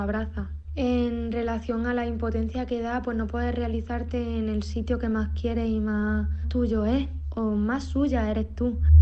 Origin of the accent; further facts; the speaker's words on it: Pozoblanco, Andalusia, Spain; moved away as an adult; also born or lived in Barcelona; soy de Pozo Blanco y que la patrona de mi pueblo es la Virgen de Luna